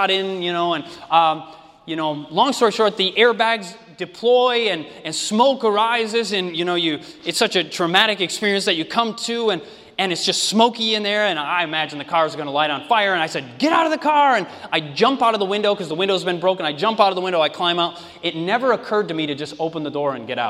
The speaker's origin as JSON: {"language": "English", "region": "Michigan", "country": "United States", "also_born_or_lived": "Oregon", "moved": "yes", "said": "I'm originally from Michigan"}